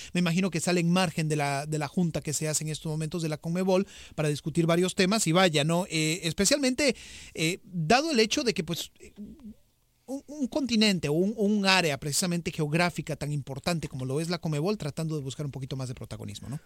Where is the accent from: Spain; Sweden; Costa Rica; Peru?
Costa Rica; yo como costarricense